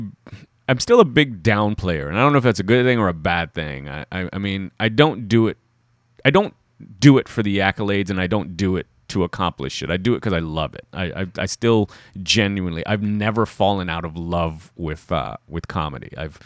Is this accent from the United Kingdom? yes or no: no; Trinidad & Tobago; Hey, I'm from Trinidad and Tobago.